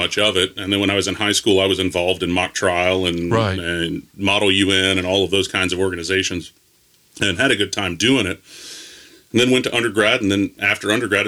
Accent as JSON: {"language": "English", "town": "Gallatin", "region": "Tennessee", "country": "United States", "tie": "born or raised there", "also_born_or_lived": "Nashville, Tennessee", "said": "I grew up in Gallatin, so about 20 minutes north of town, on a cattle farm"}